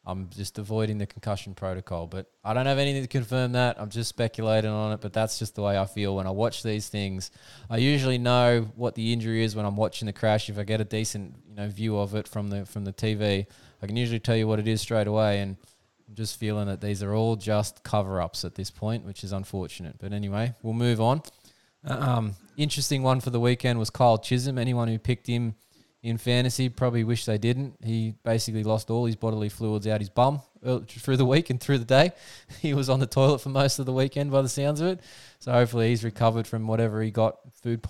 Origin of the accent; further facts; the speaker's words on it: Australia; accent: Aussie; My Aussie accent